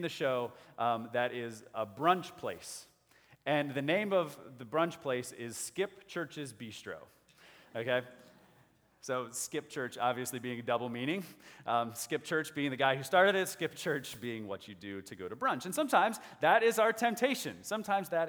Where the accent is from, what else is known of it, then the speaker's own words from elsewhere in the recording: United States; as American people, as good Westerners